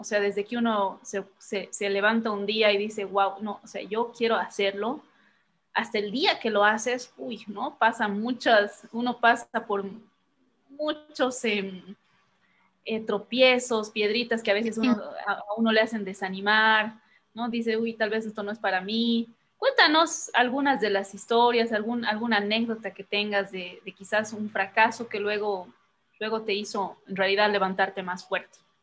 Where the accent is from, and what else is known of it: Bolivia